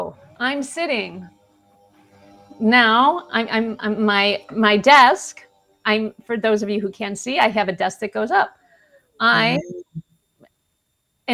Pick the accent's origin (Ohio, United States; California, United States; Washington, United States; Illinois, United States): Illinois, United States; Chicago; I'm from Chicago.